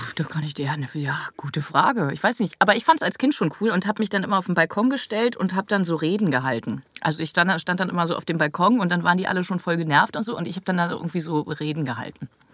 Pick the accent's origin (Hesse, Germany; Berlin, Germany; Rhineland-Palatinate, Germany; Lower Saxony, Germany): Berlin, Germany; Charlottenburg-Wilmersdorf, Berliner Straße. Berliner Straße, Charlottenburg-Wilmersdorf, da in der Nähe vom, vom ähm, Dingsbums, Bayerischen Platz. Da bin ich groß geworden